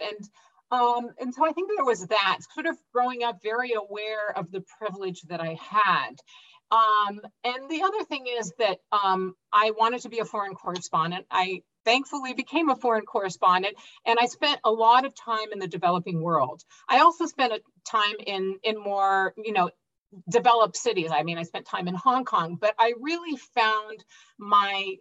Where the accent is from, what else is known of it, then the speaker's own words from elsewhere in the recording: Brazil; moved away; I actually grew up in Brazil. I'm Brazilian American